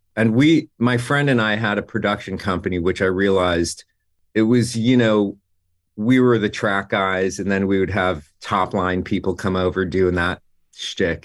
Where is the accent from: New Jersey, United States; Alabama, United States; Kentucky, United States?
New Jersey, United States; moved away as an adult; also born or lived in New York; now in Los Angeles, United States; I grew up in Jersey